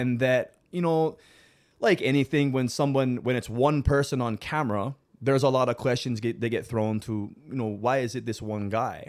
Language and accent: English; South Kona, Big Island of Hawaii, United States; I'm born and raised from the Big Island of Hawaii. I'm from South Kona